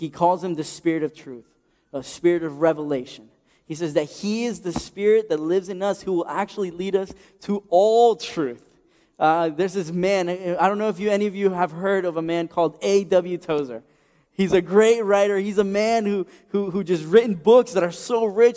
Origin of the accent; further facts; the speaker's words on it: Ecuador; moved away; my home country of Ecuador